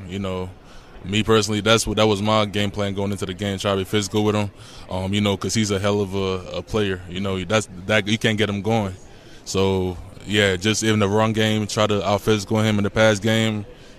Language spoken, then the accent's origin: English; Baltimore, Maryland, United States; I'm from Baltimore